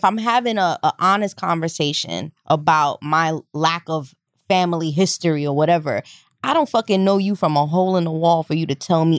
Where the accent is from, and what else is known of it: New York, United States; born or raised there